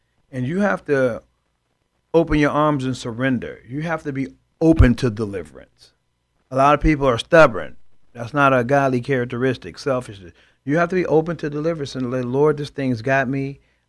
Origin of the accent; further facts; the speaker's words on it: Chicago, Illinois, United States; I grew up in Chicago, Illinois, and again, I believe we're a product of our environment. And I grew up in the inner city.